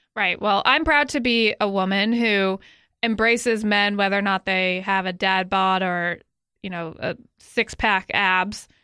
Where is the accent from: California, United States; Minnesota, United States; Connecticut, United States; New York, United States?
Connecticut, United States; moved away; my home state of Connecticut